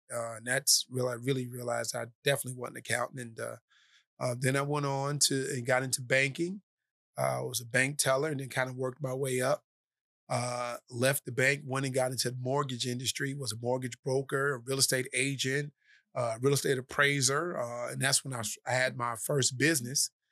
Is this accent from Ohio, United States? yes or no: yes; Cleveland, Ohio, United States; also born or lived in Dorchester, Massachusetts; from Cleveland, Ohio, uh, born in Dorchester, Massachusetts, uh, I moved from Dorchester when I was four